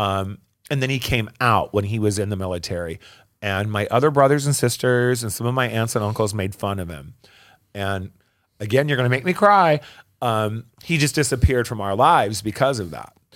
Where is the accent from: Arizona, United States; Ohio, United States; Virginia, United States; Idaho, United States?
Arizona, United States; Phoenix; also born or lived in Tempe; I grew up here in Phoenix.